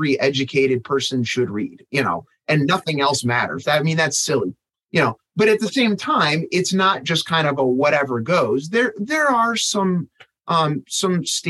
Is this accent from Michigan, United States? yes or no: yes; Michigan, United States; I grew up in Michigan, so I had to take Michigan history as an elementary student.